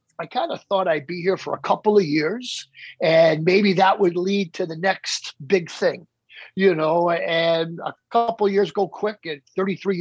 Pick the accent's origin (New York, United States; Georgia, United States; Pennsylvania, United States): New York, United States; Long Island; also born or lived in Brooklyn, New York; my family had then moved out to the Long Island area